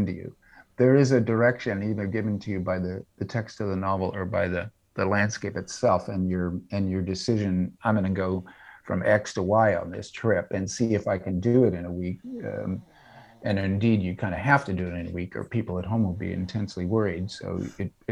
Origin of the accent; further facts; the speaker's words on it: Orange County, California, United States; now in Davis, United States; I grew up in Orange County, California.